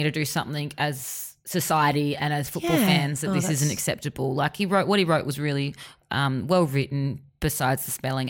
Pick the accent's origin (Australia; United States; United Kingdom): Australia; Adelaide, South Australia; moved away; I'm from Adelaide.